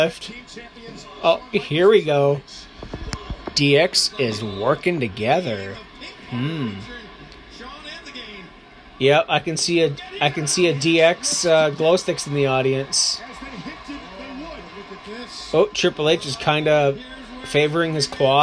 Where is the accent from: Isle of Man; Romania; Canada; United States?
Canada; as a Canadian